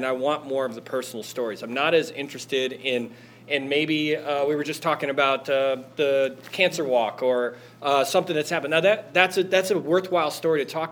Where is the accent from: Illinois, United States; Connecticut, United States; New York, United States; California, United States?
Illinois, United States; Wonder Lake; moved away as an adult; now in Chicago, United States; I grew up in Wonder Lake, Illinois